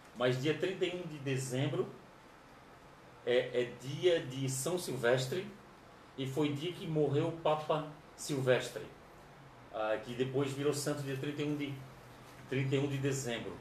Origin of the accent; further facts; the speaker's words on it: Florianópolis, Santa Catarina, Brazil; somos de Florianópolis